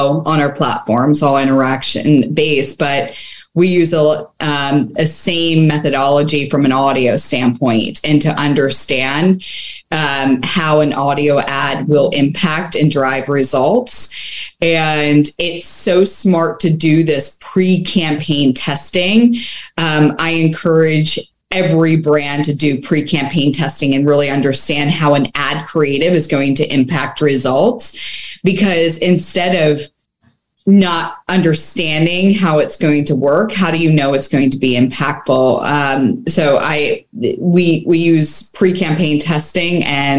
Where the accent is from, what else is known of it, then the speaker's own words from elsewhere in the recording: Bucks County, Pennsylvania, United States; now in Las Vegas, United States; I grew up in Pennsylvania, so Bucks County, Pennsylvania, about 45 minutes north of Philly